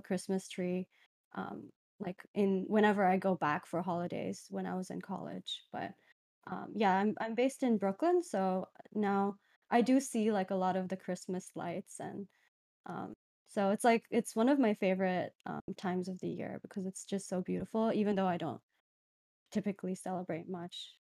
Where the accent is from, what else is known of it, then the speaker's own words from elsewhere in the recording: Dubai, United Arab Emirates; moved away; I'm originally from Dubai